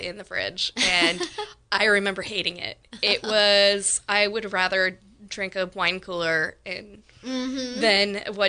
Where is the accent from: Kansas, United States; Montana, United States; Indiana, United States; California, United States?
California, United States; Windsor; No, I mean, I grew up here in Windsor, but at the time, Windsor didn't even have a high school. I was the first graduating class of Windsor.